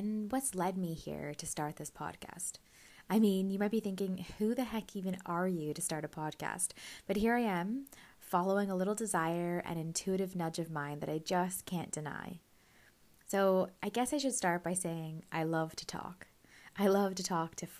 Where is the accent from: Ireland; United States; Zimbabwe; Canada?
Canada; also born or lived in Scotland; I grew up in Canada from about the age of 2, so I saw myself as Canadian. However, I was born in Scotland